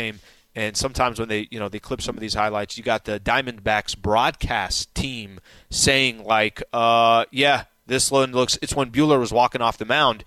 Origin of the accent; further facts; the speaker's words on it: San Diego, California, United States; I grew up in San Diego